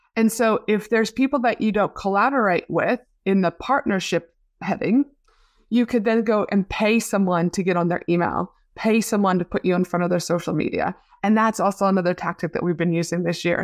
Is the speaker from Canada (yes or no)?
yes; Canada; now in Australia; my hometown back in Canada.